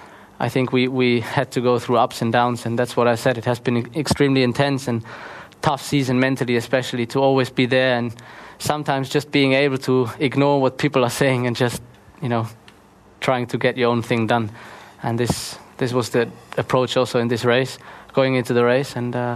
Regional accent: Heppenheim, Hesse, Germany; Some of them are here, some of them in Kerpen, supporting me, but also back in my hometown Heppenheim.

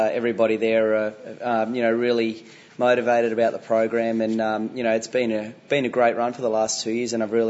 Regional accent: Sydney, New South Wales, Australia; It's a home event for myself in Sydney, so a lot of family and friends will be out there

